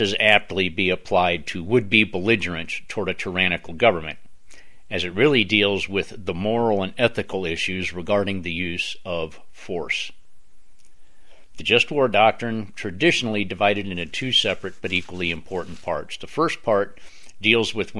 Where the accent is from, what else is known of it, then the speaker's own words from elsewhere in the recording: United States; I am an American, a patriot, and an activist